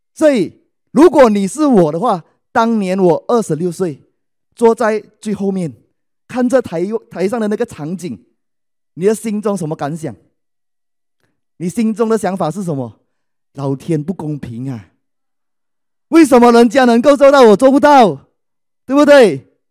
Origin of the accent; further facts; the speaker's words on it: Malaysia; 我来自马来西亚，是爱多美的王冠大师以及王冠领袖俱乐部成员